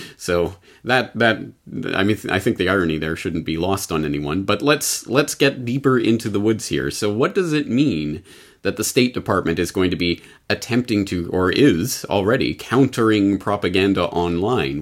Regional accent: Canada; now in Japan; Canadians in Japan, like myself

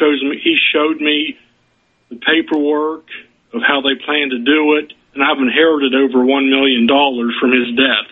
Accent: New York City, New York, United States; now in South Carolina, United States; I grew up in New York City.

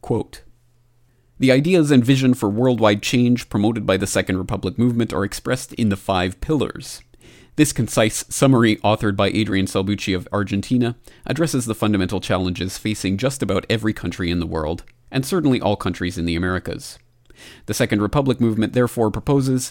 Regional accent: Canada; my home country of Canada

